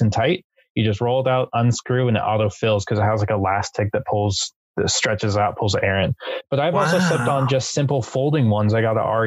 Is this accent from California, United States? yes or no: yes; San Diego, California, United States; we're from San Diego